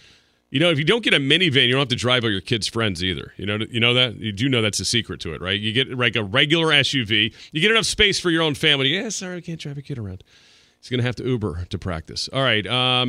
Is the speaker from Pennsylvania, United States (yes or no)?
yes; Philadelphia, Pennsylvania, United States; Remember, I'm from Philly.